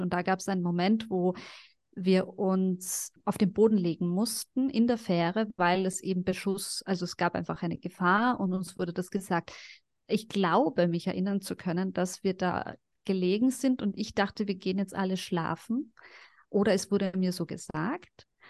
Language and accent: German; Carinthia, Austria; also born or lived in Sarajevo, Bosnia and Herzegovina; now in Vienna, Austria; ich bin ja dann auch in Kärnten aufgewachsen